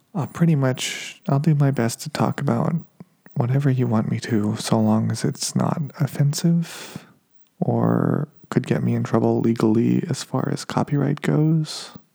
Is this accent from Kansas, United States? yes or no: no; Reno, Nevada, United States; now in Los Angeles, United States; growing up in Reno, Nevada